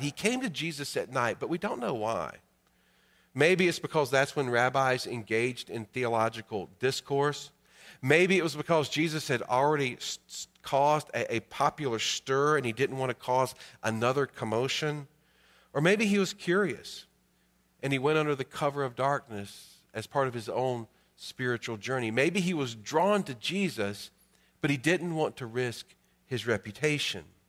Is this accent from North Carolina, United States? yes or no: yes; Greensboro, North Carolina, United States; My birth certificate says I was born in Greensboro, North Carolina.